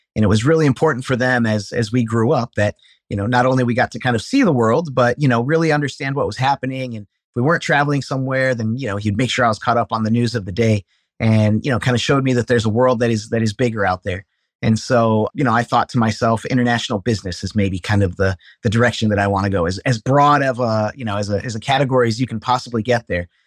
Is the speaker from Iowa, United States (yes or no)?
yes; Cedar Falls, Iowa, United States; I was born and raised in Cedar Falls, Iowa